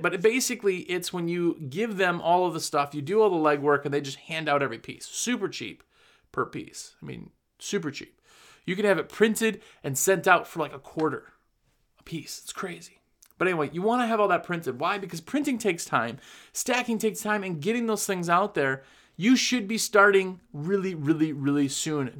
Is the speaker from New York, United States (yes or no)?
no; Wisconsin, United States; moved away; I'm originally from Wisconsin, had a business there for almost fifteen years